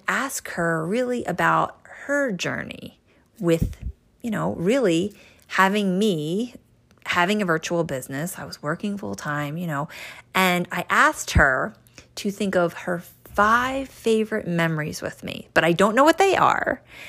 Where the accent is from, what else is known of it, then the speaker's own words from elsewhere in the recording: New Jersey, United States; I'm from the Northeast, and I grew up in New Jersey